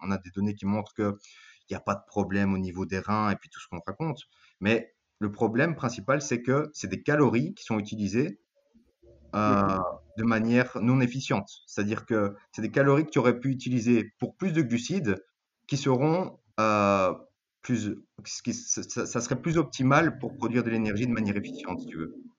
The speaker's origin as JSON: {"language": "French", "country": "Belgium", "said": "je suis belge d'origine grecque"}